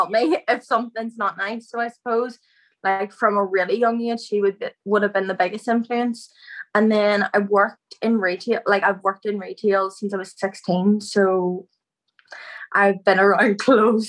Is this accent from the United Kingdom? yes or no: yes; outside Lurgan, Northern Ireland, United Kingdom; I'm from Abergallen, so it's just outside Largan